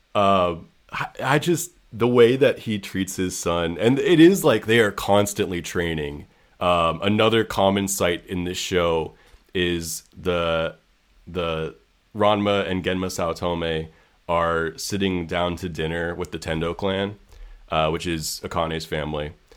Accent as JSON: {"language": "English", "town": "San Francisco", "region": "California", "country": "United States", "tie": "born or raised there", "said": "I grew up in San Francisco"}